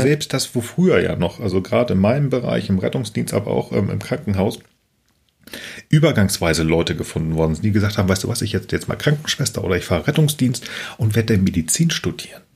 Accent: Buxtehude, Lower Saxony, Germany; in meinem Heimatort. Ich komme aus einem Kaff, das heißt Buxtehude

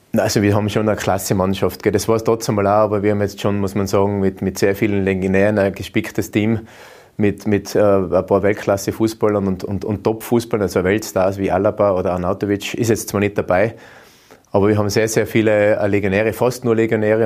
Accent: Austria; bei uns in Österreich

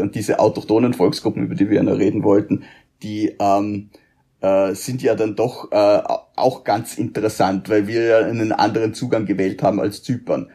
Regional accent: Feldkirch, Vorarlberg, Austria; zumindestens was Feldkirch betrifft, wo ich herkomme, weil in Bregenz bin ich dann wieder Feldkircher

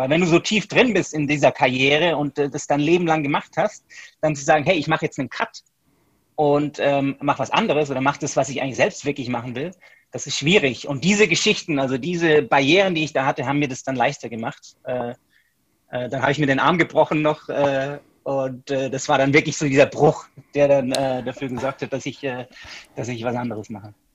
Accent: Stuttgart, Baden-Württemberg, Germany; also born or lived in United States; ich bin Deutscher, ich komme aus Stuttgart

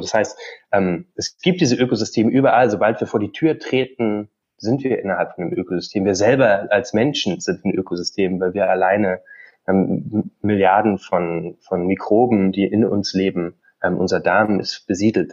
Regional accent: Brandenburg, Germany; Also ich komme aus Brandenburg, ähm, bin da groß geworden, meine Eltern leben da immer noch

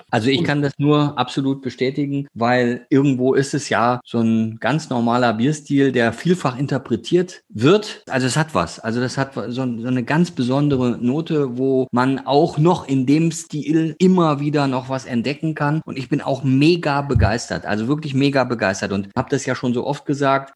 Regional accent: Northern Germany, Germany; Ich jetzt als Norddeutscher

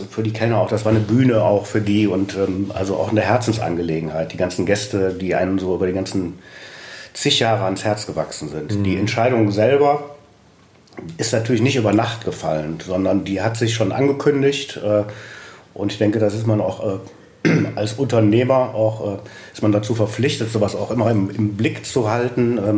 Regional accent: Düsseldorf, North Rhine-Westphalia, Germany; Ich bin gebürtiger Düsseldorf, lebe in Pempelfort

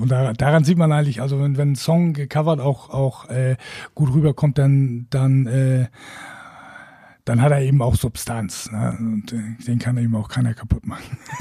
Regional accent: Wacken, Schleswig-Holstein, Germany; ich komme aus Wacken

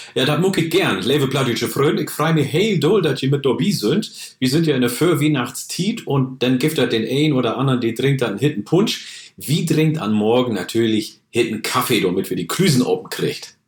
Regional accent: Oromia, Ethiopia; now in Germany; In meiner Heimat äh, Oromia in Äthiopien

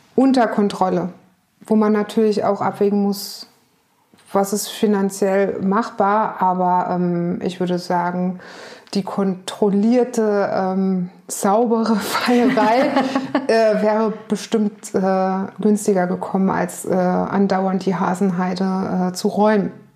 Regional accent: on the Nahe, Rhineland-Palatinate, Germany; now in Hamburg, Germany; Ich bin auf dem Land in Rheinland-Pfalz an der Nahe groß geworden

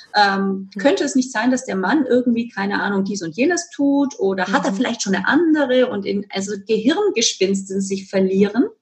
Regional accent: Germany; moved away as an adult; also born or lived in Spain; now in Vienna, Austria; ich wohne ja in Wien und bin gebürtige Deutsche und war sehr mhm. lange in Spanien

